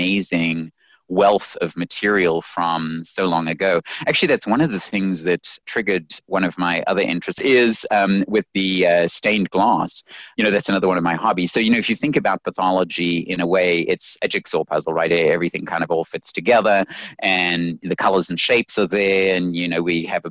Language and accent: English; South Africa; also born or lived in Zimbabwe; now in United States; I was born in Zimbabwe and then raised in South Africa and then came over here to America.